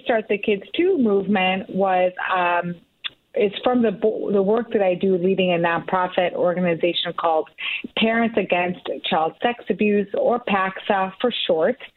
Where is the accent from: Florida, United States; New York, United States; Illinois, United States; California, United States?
Illinois, United States; Oak Park; my hometown of Oak Park